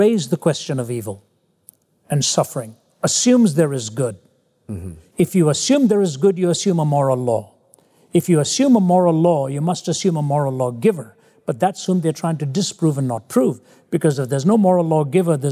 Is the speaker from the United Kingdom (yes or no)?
no; India; moved away; When I was growing up in India, I was a constant failure